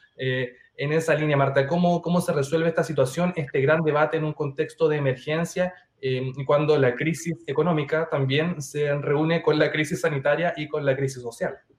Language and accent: Spanish; Chile; como le llamamos aquí en Chile